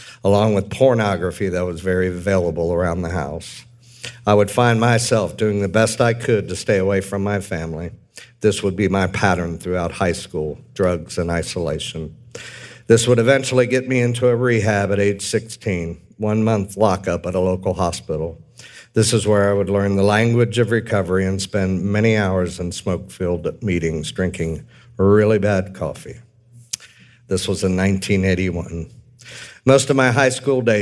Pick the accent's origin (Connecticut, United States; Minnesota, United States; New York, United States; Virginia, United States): Virginia, United States; Manassas; also born or lived in Washington, D.C.; I was born in Washington, D.C. in 1965 and grew up most of my years in Manassas, Virginia.